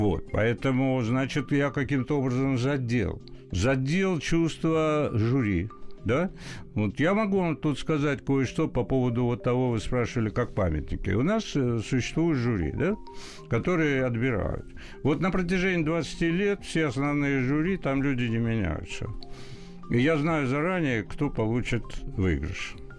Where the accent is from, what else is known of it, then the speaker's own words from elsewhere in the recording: Tbilisi, Georgia; now in Russia; Я вы, э, вырос в период в Тбилиси, когда это был мощный интернациональный, культурный, образованный mm-hmm. город